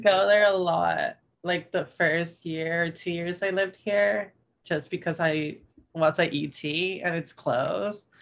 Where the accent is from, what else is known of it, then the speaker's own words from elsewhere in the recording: Tampico, Tamaulipas, Mexico; now in Austin, United States; I'm from Tampico, which is northeastern Mexico, right by the Gulf